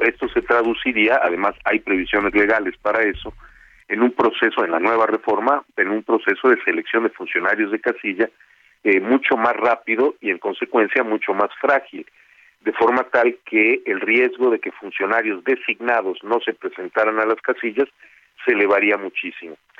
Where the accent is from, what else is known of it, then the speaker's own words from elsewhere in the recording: Mérida, Yucatán, Mexico; moved away as an adult; now in Mexico City, Mexico; yo vengo de Mérida. Mi familia tiene su casa en Mérida